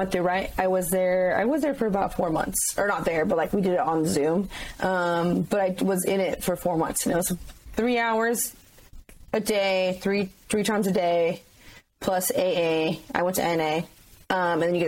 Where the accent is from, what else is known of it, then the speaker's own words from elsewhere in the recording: San Clemente, California, United States; my hometown of San Clemente, California